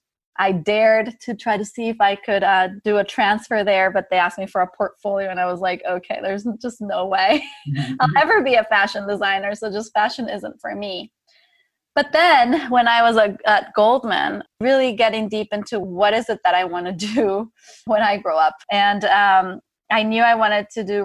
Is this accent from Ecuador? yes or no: yes; Ecuador; growing up in Ecuador